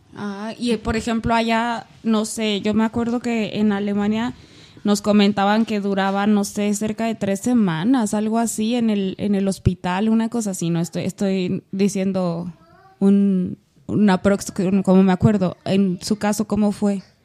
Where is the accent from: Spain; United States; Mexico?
Mexico; Aguascalientes; moved away; yo soy de Aguascalientes